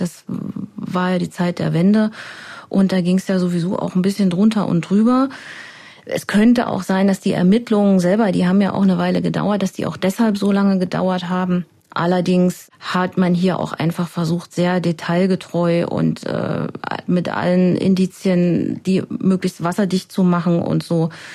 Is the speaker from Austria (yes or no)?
no; Germany; moved away; Ich komme ja aus dem Harz ursprünglich